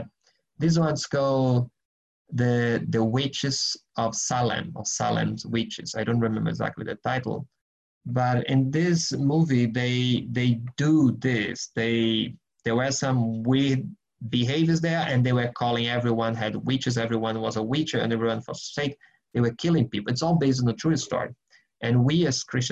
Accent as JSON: {"language": "English", "country": "Brazil", "moved": "yes", "lives_now": "Germany", "said": "I'm originally from Brazil, but I live in Germany."}